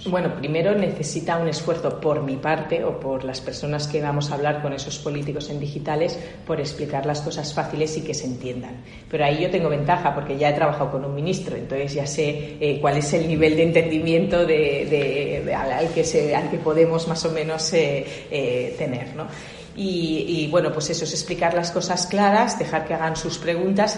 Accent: Barcelona, Catalonia, Spain; moved away as an adult; also born or lived in France / United States / China; nací en Barcelona que soy ingeniero industrial, me eduqué en una, en una, en una universidad de jesuitas que hay en Barcelona

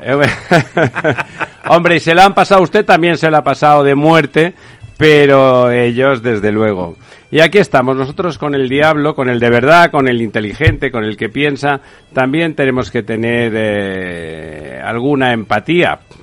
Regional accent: Catalonia, Spain; en Cataluña eh, un territorio del Reino de España, territorio del Reino de España, recuerdo, eh, donde yo nací

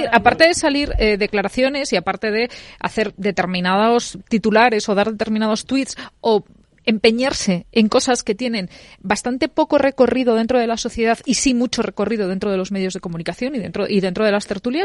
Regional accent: Spain; como españoles

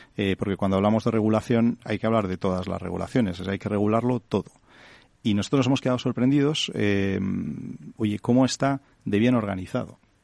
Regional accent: Santander, Cantabria, Spain; soy de Santander

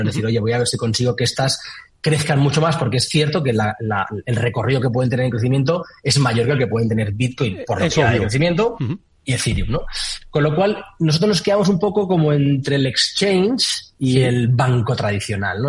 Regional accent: Valencia, Valencian Community, Spain; yo soy de Valencia

